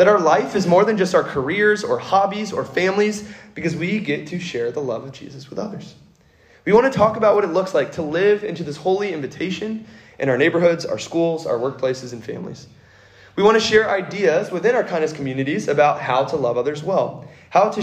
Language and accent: English; Kentucky, United States; moved away as an adult; also born or lived in California; I grew up in Kentucky, far, far away from an ocean